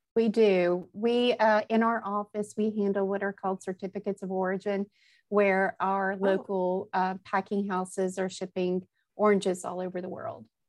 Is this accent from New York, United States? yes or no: no; Nashville, Tennessee, United States; moved away as an adult; also born or lived in Birmingham, Alabama / Atlanta, Georgia; now in Exeter, United States; i grew up i was grew up in nashville tennessee